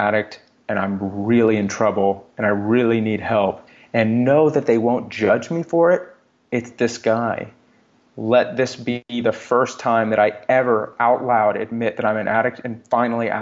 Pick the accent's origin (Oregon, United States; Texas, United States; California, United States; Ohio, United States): Texas, United States; I grew up in Texas.